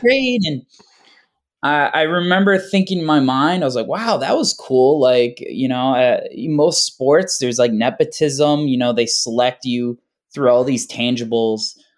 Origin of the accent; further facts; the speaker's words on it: Carmel, New York, United States; also born or lived in Hoffman Estates, Illinois; I was born in, uh, Hoffman Estates, Illinois, and I moved here in, uh, second grade in New York. and I've been living